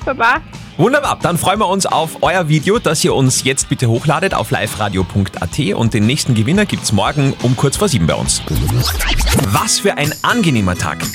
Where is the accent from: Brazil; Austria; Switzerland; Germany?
Austria; Upper Austria; bei uns in Oberösterreich